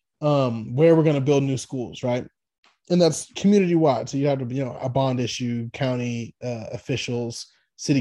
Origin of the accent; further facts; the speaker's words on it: Texas, United States; I'm a Texan